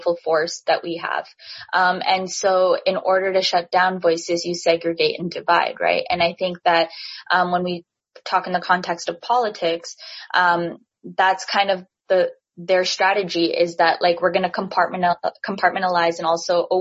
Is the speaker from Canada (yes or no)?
yes; Canada; I'm Canadian, born and raised.